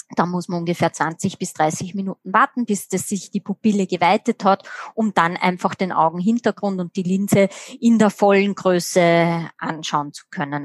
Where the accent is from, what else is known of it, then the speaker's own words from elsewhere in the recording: Austria; bei uns in Österreich